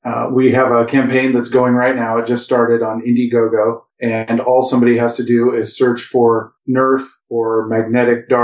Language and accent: English; Midwest, United States; We're from the Midwest